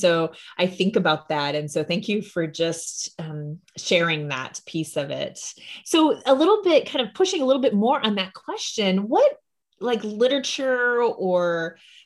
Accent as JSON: {"language": "English", "region": "Illinois", "country": "United States", "tie": "born or raised there", "said": "I grew up in Illinois"}